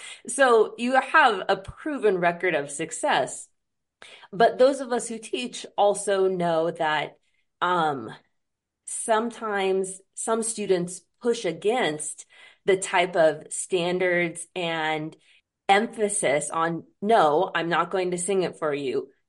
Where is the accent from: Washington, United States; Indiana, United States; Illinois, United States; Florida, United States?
Washington, United States; I'm born and raised in Washington State. I grew up.